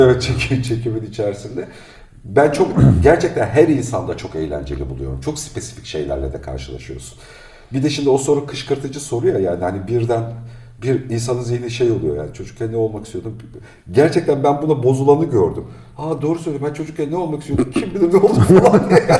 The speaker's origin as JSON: {"language": "Turkish", "region": "Black Sea Region", "country": "Turkey", "tie": "born or raised there", "said": "Ben Karadeniz çocuğuyum işte ya 5 yaşından itibaren."}